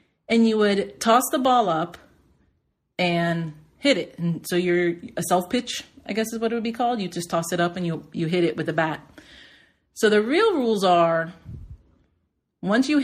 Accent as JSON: {"language": "English", "town": "Palm Springs North", "region": "Florida", "country": "United States", "tie": "born or raised there", "said": "I grew up in Palm Springs North, which many will say is Hialeah, many will say is Carroll City."}